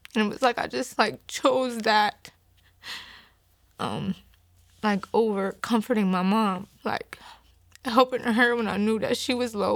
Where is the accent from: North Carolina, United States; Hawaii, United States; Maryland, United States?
Maryland, United States; Hagerstown; I'm from Hagerstown, Maryland